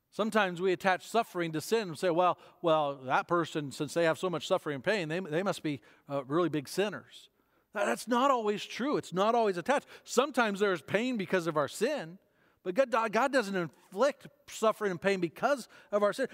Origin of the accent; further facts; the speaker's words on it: United States; As Western and as American Christians